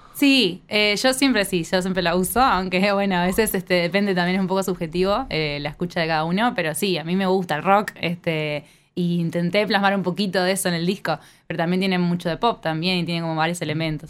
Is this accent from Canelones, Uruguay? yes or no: yes; Neptunia, Canelones, Uruguay; yo soy de Neptunia